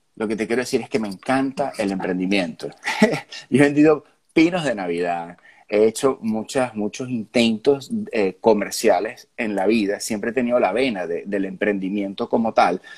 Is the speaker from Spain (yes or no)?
no; Venezuela